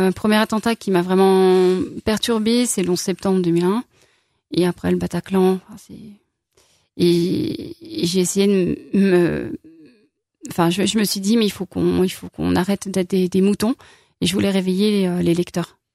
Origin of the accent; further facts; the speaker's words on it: Lyon, Auvergne-Rhône-Alpes, France; also born or lived in Saint-Étienne / Corrèze; now in Saint-Victor-sur-Loire, France; je suis lyonnaise d'origine